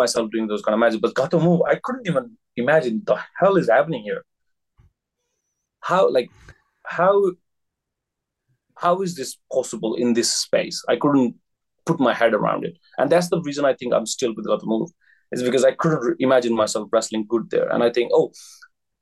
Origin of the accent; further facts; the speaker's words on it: India; moved away as an adult; now in Japan; I'm from India